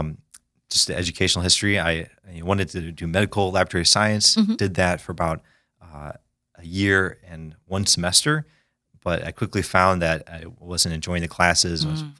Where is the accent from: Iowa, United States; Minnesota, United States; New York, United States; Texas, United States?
Iowa, United States; Quad Cities; I'm a little bit of an oddball that I grew up in the Quad Cities, Iowa.